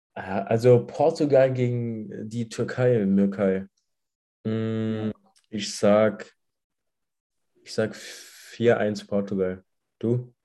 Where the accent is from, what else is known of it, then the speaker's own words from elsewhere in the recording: Saarland, Germany; bei uns im Saarland